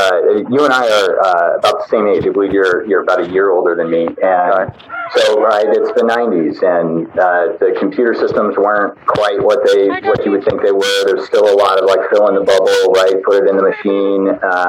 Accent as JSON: {"language": "English", "region": "Montana", "country": "United States", "tie": "born or raised there", "said": "I grew up in Montana. I grew up in Montana. Not a lot of surfing in Montana."}